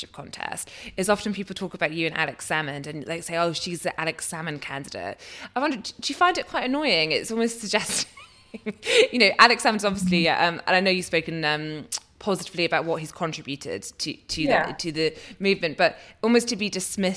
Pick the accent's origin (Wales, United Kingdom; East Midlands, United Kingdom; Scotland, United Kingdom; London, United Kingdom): Scotland, United Kingdom; East Lothian; I'm from East Lothian